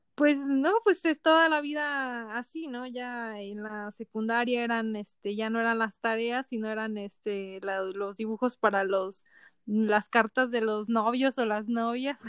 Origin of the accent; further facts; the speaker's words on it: Poza Rica, Veracruz, Mexico; now in San Luis, Mexico; yo soy de Poza Rica, Veracruz